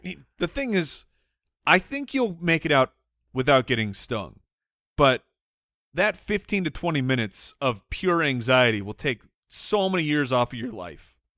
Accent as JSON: {"language": "English", "region": "Arizona", "country": "United States", "tie": "born or raised there", "said": "we grew up in Arizona, so there's pools everywhere."}